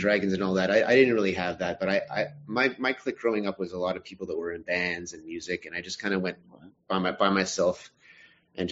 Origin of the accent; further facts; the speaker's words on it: Montreal, Quebec, Canada; born and raised in Montreal. I still live here